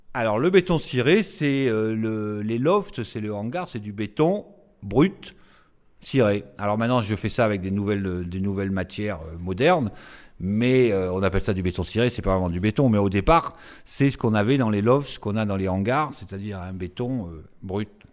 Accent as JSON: {"language": "French", "town": "Nice", "region": "Provence-Alpes-Côte d'Azur", "country": "France", "said": "Je suis niçois"}